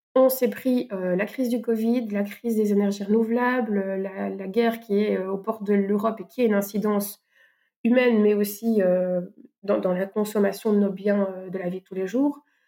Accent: Belgium; accent: Belgian; Je suis professeur de français, euh, on va dire, euh, dans la vraie vie, euh, en Belgique. Peut-être que ben, mon accent se, montrera

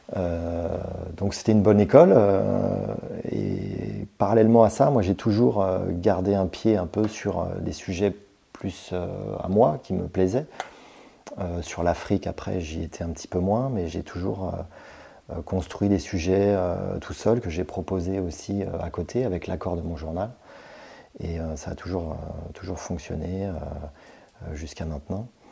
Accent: Brittany, France; moved away as an adult; also born or lived in Paris; quand je suis retour, revenu euh, en Bretagne, puisque je suis breton

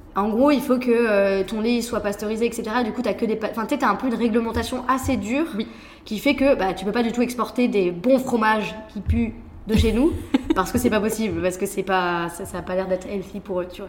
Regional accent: France; moved away; also born or lived in Taiwan; en tant que Français, on est beaucoup plus direct

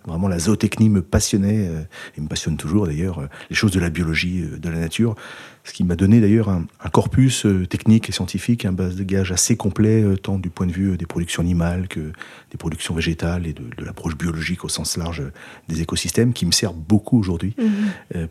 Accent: Rambouillet Forest, Île-de-France, France; moved away; also born or lived in Nouvelle-Aquitaine; je suis natif de la forêt de Rambouillet. Et j'ai grandi euh, vraiment euh, au champ du brame du cerf.

